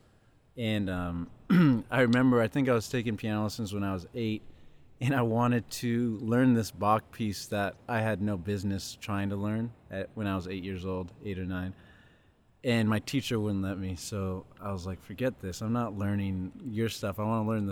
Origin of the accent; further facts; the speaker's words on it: Riverside, California, United States; moved away as an adult; now in Los Angeles, United States; I grew up in Riverside, California, which is about an hour, 20 minutes east